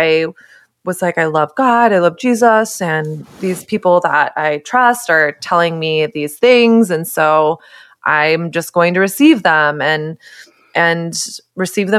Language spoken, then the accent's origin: English; Texas, United States; I grew up in Texas during early 2000s, late 90s, early 2000s